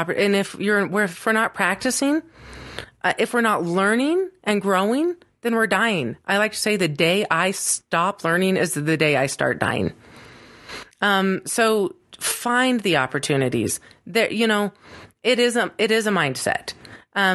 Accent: Fairbanks, Alaska, United States; moved away; also born or lived in Arizona; I was born in Arizona. When I was almost four, like 3 and a half, we moved to Alaska

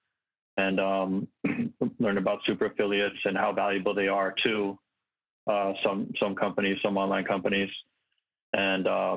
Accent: Santa Monica, California, United States; I was born and raised in Santa Monica, California

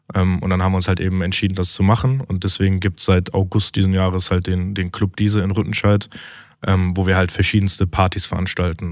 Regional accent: Essen, North Rhine-Westphalia, Germany; wir sind halt Essener durch und durch

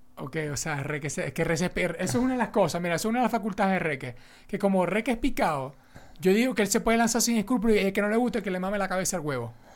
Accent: Venezuela; somos venezolanos

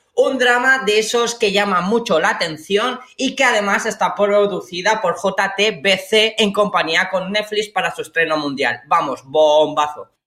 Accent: Spain; como españoles

